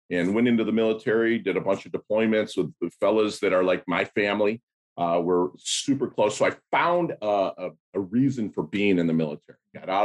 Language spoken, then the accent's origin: English; Philippines; born there; But I was born in 1972 in the Philippines. My mother is Filipino. My father was an American GI that just kind of knocked her up and left.